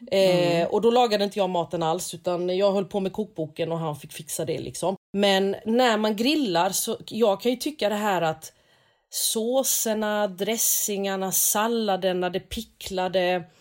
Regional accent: South Korea; now in Sweden

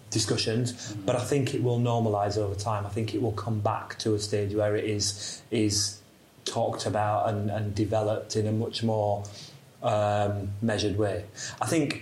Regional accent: Yorkshire and the Humber, United Kingdom; moved away; I'm from South Yorkshire originally, so my dad's a steelworker, my mum was a home help

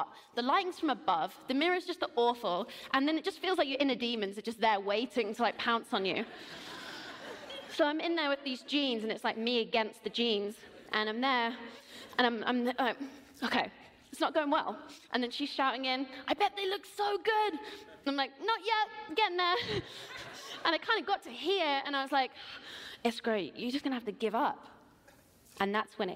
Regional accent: England, United Kingdom; I'm in LA, I'm from England

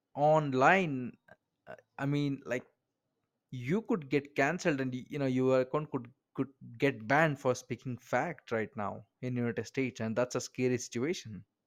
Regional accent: Bangalore, Karnataka, India; I am an Indian, like I am from Bangalore, India

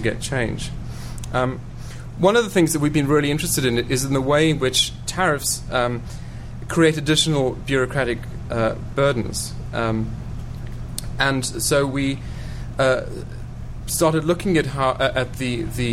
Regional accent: South Africa

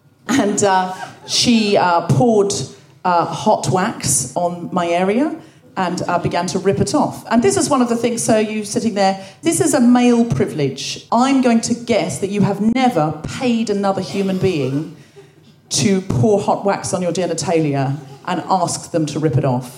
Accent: Australia; moved away as an adult; now in United Kingdom; I was born and raised in Australia. I know I don't sound especially Australian, but I read a lot of Enid Blyton as a child, and I picked up the accent from the books.

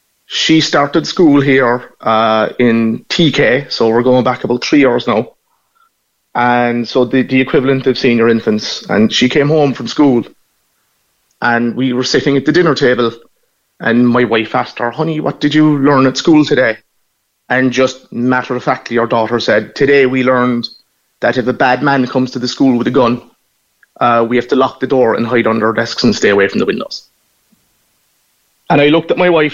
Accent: Cork, Munster, Ireland; accent: Norrie (northside Cork); moved away as an adult; also born or lived in Washington, D.C.; now in California, United States; I grew up in Knockadeeny in the 80s.

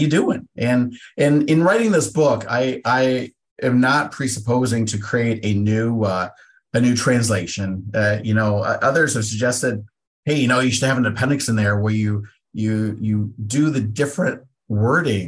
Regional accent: Pacific Northwest, United States; I'm from the Pacific Northwest.

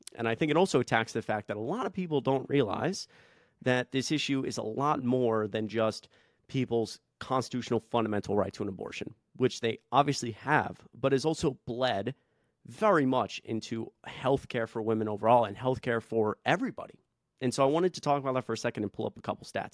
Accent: Atlanta, Georgia, United States; I grew up in Atlanta

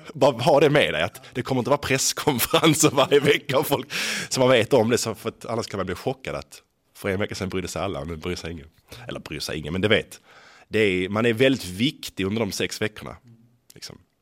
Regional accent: Skåne, Sweden; accent: Scanian (skånska); jag pratar skånska

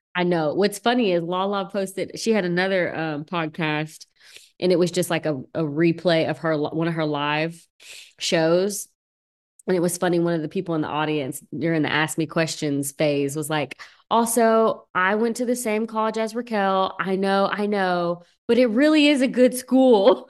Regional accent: Bowling Green, Kentucky, United States; moved away; I'm from Kentucky

